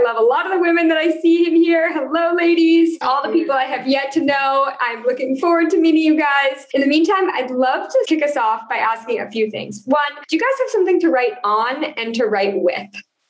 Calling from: Texas, United States; I am calling in from Texas today

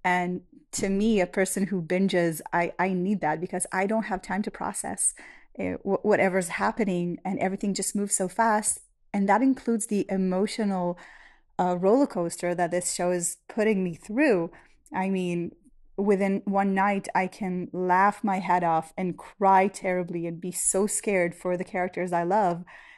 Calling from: Israel; I'm a listener from Israel

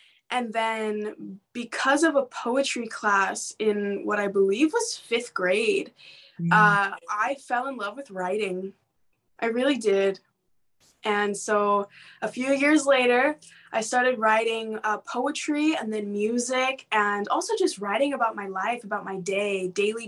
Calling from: Northern California, United States; I am calling from California, Northern California in the U.S.

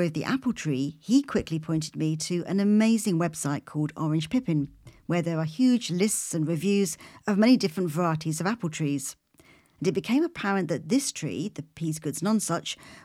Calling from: London, United Kingdom; I'm phoning from London in the UK.

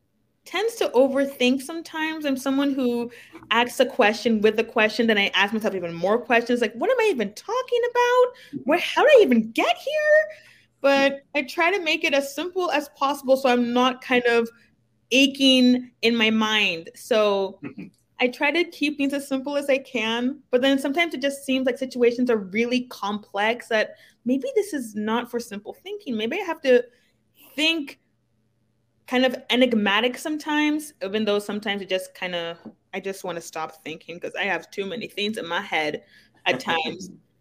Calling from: Windermere, Florida, United States; I'm coming from Florida.

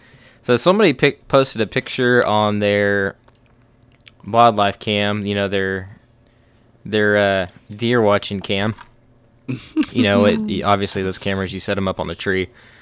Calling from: Noblick, Kentucky, United States; Before we get into that, we're tuning in from Noblick, Kentucky.

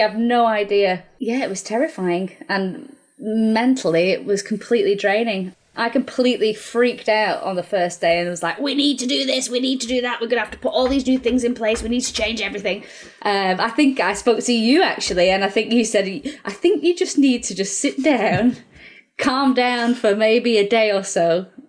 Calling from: Warrington, North West England, United Kingdom; So I'm at home, which is kind of Warrington way. But obviously, my business is in Altrincham. So, South Manchester, Cheshire, if you like.

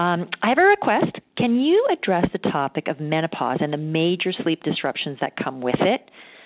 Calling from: Toronto, Ontario, Canada; I'm calling from Toronto.

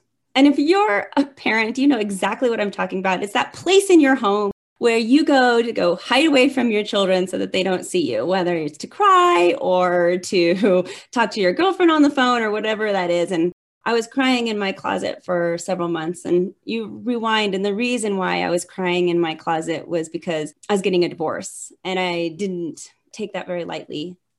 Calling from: Denver, Colorado, United States; I'm coming from Denver.

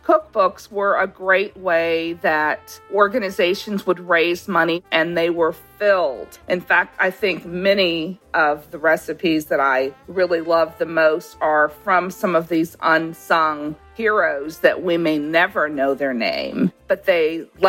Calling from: Savannah, Georgia, United States; I'm calling from Savannah, Georgia, and I own Back in the Day Bakery

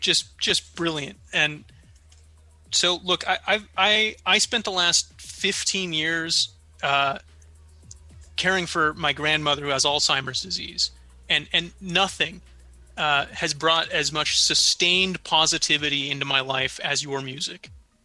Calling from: Chicago, Illinois, United States; I'm coming from Chicago.

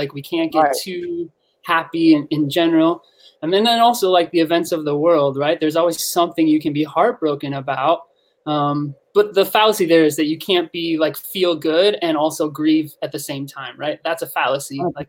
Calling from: Minneapolis, Minnesota, United States; Minneapolis, Minnesota.

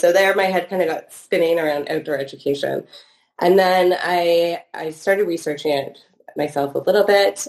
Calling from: Toronto, Ontario, Canada; Yes, I'm coming from Toronto, Ontario, Canada.

